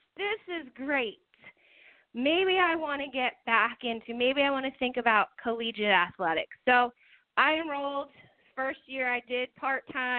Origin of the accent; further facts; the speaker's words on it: Easton, Pennsylvania, United States; I moved back home to my hometown of Easton, Pennsylvania